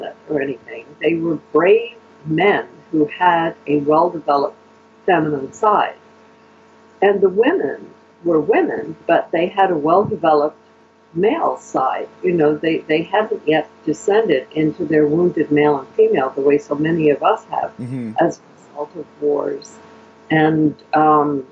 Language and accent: English; Canada; Canadian Europeans do this, Euro-Canadians